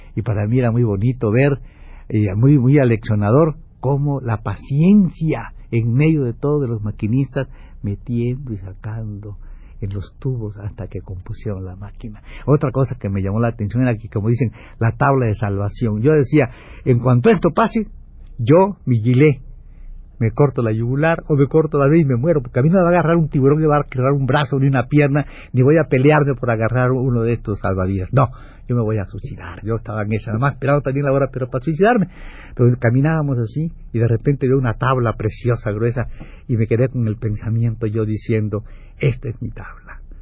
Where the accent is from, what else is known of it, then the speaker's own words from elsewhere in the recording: Ciudad del Carmen, Campeche, Mexico; moved away as an adult; llegamos a Ciudad del Carmen en la, la mañana, pasé un día encantador en el Carmen, viendo a mi familia